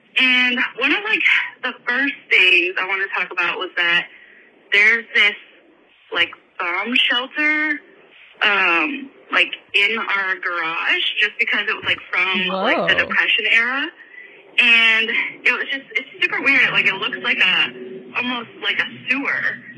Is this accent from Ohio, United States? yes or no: no; Michigan, United States; my house I grew up in Michigan.